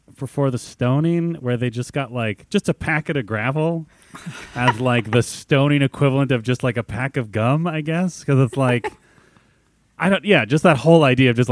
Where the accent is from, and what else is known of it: United States